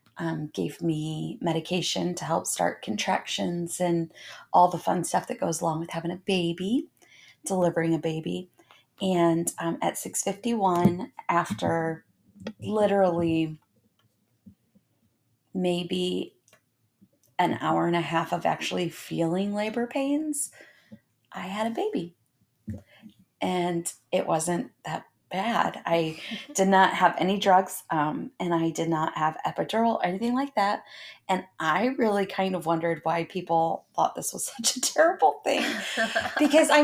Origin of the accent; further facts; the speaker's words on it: Indiana, United States; I was born and raised in Indiana